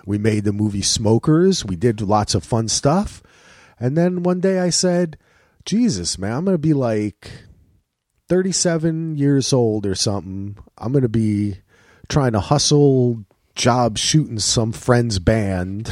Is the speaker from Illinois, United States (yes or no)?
no; New Jersey, United States; moved away as an adult; also born or lived in Manhattan / Durham; now in Portland, United States; I grew up in Jersey. Went to Rutgers.